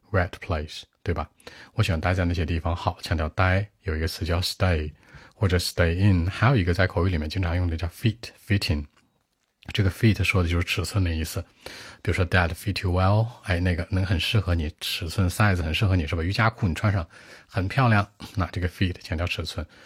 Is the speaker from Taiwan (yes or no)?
no; northern China, China; I grew up in northern part of my country。我是北方长大的